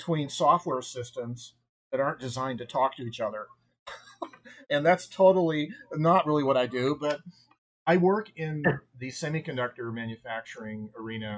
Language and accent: English; Albuquerque, New Mexico, United States; I am an Albuquerque native